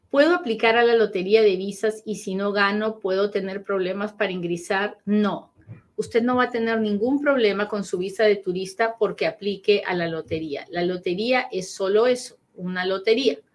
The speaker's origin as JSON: {"language": "Spanish", "country": "Nicaragua", "moved": "yes", "lives_now": "United States", "said": "ya yo estoy en los Estados Unidos desde el 88, soy de Nicaragua, pero ah, soy de Nicaragua"}